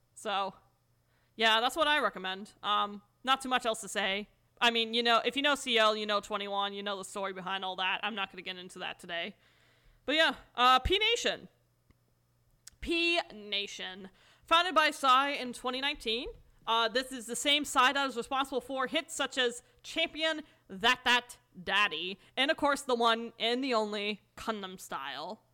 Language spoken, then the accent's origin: English; United States; as an American